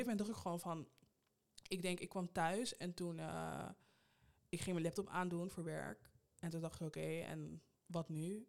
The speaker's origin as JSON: {"language": "Dutch", "town": "Rotterdam", "region": "South Holland", "country": "Netherlands", "tie": "born or raised there", "moved": "as an adult", "lives_now": "Amsterdam, Netherlands", "said": "ben in Amsterdam geboren en in Rotterdam opgegroeid"}